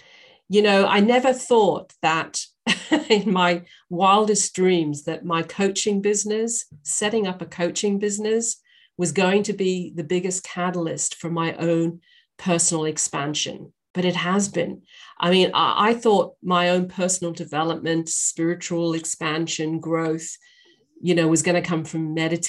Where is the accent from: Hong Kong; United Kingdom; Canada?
United Kingdom; England; also born or lived in Northern Ireland / Australia; now in United States; I'm a Brit. I was born in Northern Ireland. I was raised in England and I lived in Australia for many years. And I now live in the US.